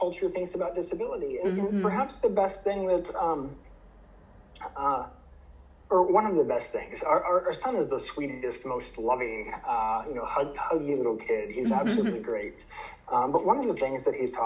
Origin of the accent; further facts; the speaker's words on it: Ohio, United States; moved away as an adult; also born or lived in Idaho; now in Michigan, United States; I grew up in the Midwest. I'm originally from Ohio